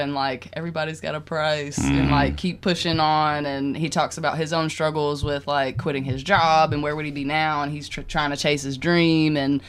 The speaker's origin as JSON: {"language": "English", "region": "the South", "country": "United States", "said": "we're from the South."}